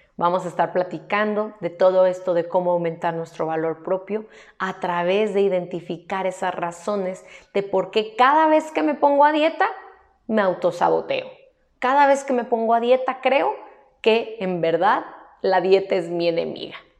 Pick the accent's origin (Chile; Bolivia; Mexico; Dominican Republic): Mexico; aquí en mi país, México